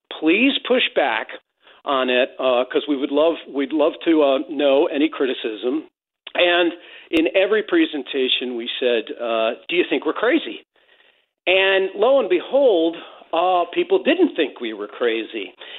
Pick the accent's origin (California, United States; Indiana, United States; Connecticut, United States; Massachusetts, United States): Connecticut, United States; Westport; I grew up in Westport, about a quarter of a mile from the honeymoon cottage that Scott and Zelda Fitzgerald lived in.